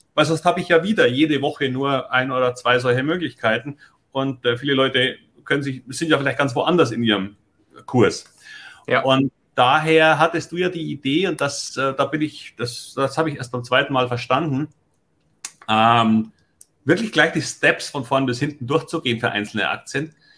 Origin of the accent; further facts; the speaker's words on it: Munich, Bavaria, Germany; moved away as an adult; now in Hamburg, Germany; ich komme aus München